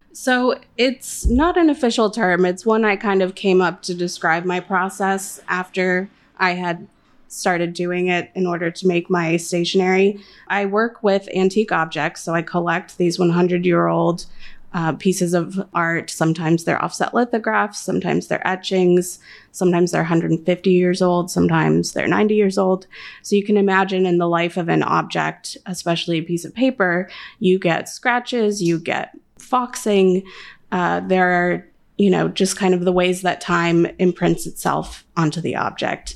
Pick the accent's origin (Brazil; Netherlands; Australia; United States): United States; California; moved away as an adult; now in Chicago, United States; I am a Californian originally